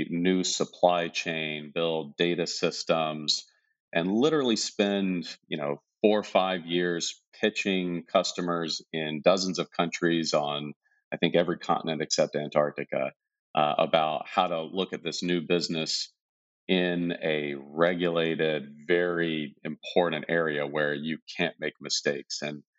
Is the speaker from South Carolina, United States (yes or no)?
yes; South Carolina, United States; moved away as an adult; now in Silicon Valley, United States; It's a lot different than where I live now, out in Silicon Valley. I grew up in a small town, had a totally normal childhood.